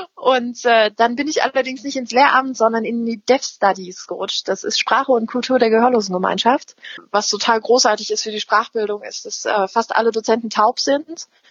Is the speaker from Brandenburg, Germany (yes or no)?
yes; Lübben, Brandenburg, Germany; moved away; ich bin Spreewälderin, ganz ursprünglich